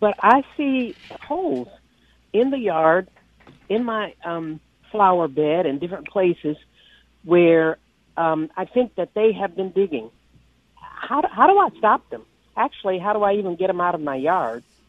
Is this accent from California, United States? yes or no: no; East Texas, United States; I grew up in East Texas